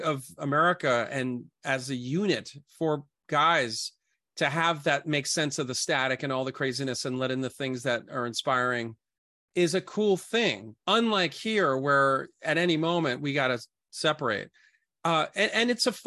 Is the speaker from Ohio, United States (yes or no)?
no; New York City, New York, United States; I grew up in Brooklyn, Coney Island.